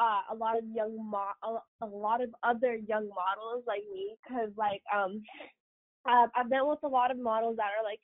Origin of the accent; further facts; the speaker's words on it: Ukraine; moved away; back to Ukraine. Because, like, I was raised there. Like, that's just my home country